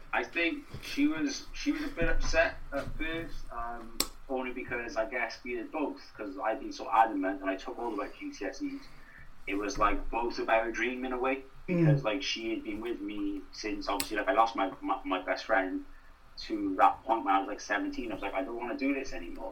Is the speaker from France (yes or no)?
no; Newport, Wales, United Kingdom; also born or lived in Carmarthen; I want to get as far away from Newport as I can